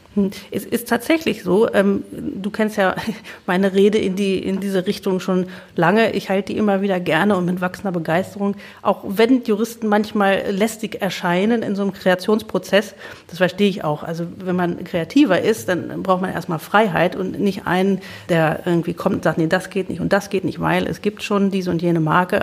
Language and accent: German; Lower Saxony, Germany; Wir sind nämlich beide gebürtige Niedersachsen.